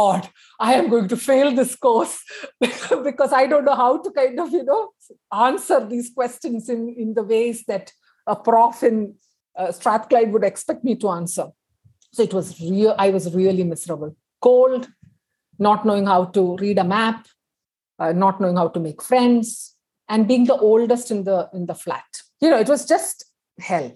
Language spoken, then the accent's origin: English; Kerala, India; first language Tamil; English is a second language; moved away as an adult; also born or lived in Chennai, India / Bombay, India; Because I grew up in Kerala, my parents say that I started speaking in Malayalam much more than in Tamil, which is my mother tongue